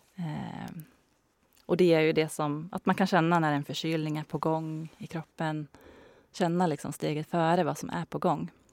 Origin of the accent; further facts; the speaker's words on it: Hälsingland, Gävleborg County, Sweden; moved away as an adult; also born or lived in Stockholm; now in Bollnäs, Sweden; Jag är uppvuxen i Hälsingland.